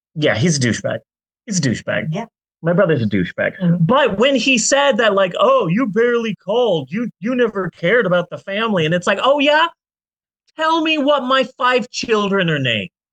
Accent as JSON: {"language": "English", "town": "Phoenix", "region": "Arizona", "country": "United States", "said": "I'm from Phoenix"}